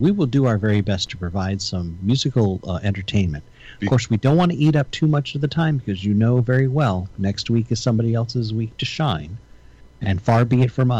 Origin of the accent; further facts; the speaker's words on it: United States; my ancestors came from Italy. I'm an American.